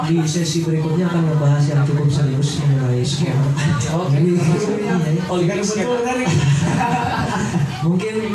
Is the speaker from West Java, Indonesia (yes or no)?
yes; Tasikmalaya, West Java, Indonesia; now in Bandung, Indonesia; habis itu kan saya pindah ke dari Tasik Tasik juga sama kondisinya kayak itu sendu gitu kan sepoi-sepoi nah, gitu. terus tiba-tiba pindah ke Bandung